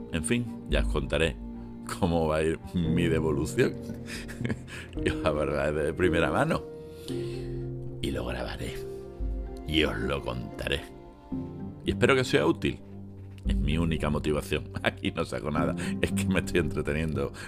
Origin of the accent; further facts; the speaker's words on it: Spain; nosotros los españoles